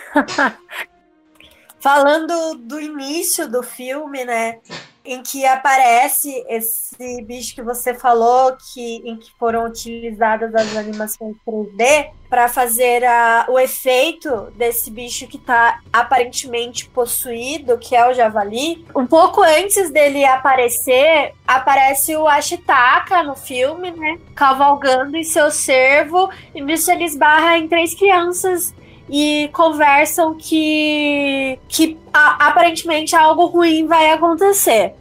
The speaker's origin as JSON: {"language": "Portuguese", "country": "Brazil", "said": "somos mais somos brasileiros"}